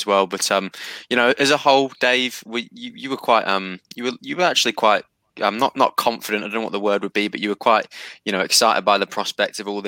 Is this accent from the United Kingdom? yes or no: yes; Newcastle upon Tyne, North East England, United Kingdom; as a Geordie